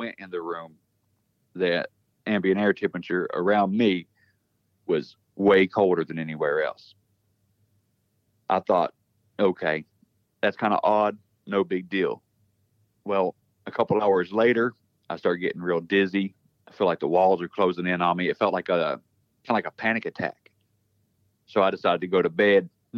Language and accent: English; West Virginia, United States; moved away as an adult; also born or lived in Louisiana; I'm from West Virginia, but I was stationed in Louisiana for 6 years down there